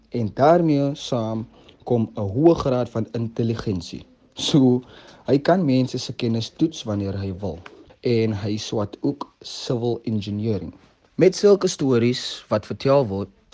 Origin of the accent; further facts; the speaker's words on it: Cape Town, Western Cape, South Africa; gebore en opgegroei in Mitchells Plain